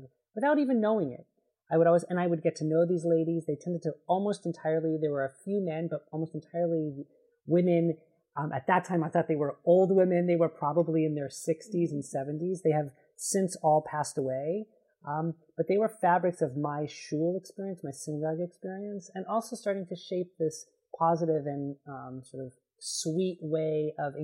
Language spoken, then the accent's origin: English; Los Angeles, California, United States; moved away as an adult; also born or lived in Rhode Island; now in Berkeley, United States; I grew up in Los Angeles